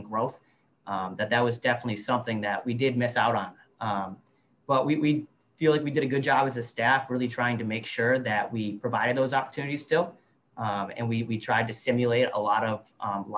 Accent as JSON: {"language": "English", "region": "Western New England", "country": "United States", "tie": "born or raised there", "said": "When I was in the 90s growing up around Western New England"}